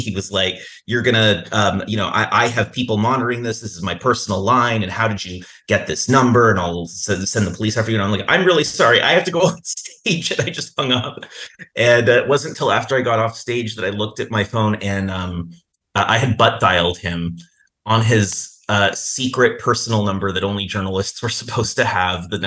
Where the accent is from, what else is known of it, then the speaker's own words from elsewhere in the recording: Toronto, Ontario, Canada; moved away; I'm from Toronto, Canada, originally.